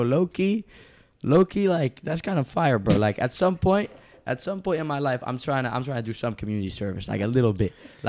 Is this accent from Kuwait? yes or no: no; Sri Lanka; Sri Lanka.